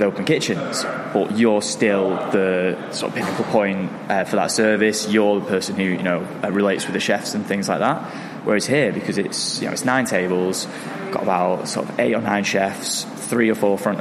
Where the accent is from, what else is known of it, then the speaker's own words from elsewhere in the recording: Manchester, North West England, United Kingdom; I'm from Manchester, I've lived all my life here